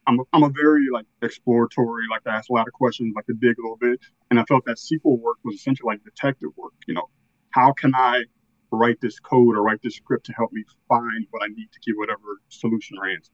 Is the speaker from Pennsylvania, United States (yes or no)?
no; Northern Virginia, United States; I'm from Northern Virginia, a little bit outside of Washington D.C. Uh, grew up here all my life